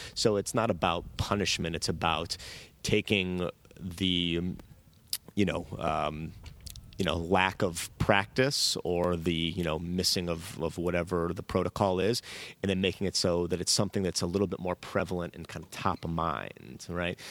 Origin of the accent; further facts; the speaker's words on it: Chicago, Illinois, United States; moved away as an adult; now in Marina del Rey, United States; growing up in Chicago in the, you know, nineties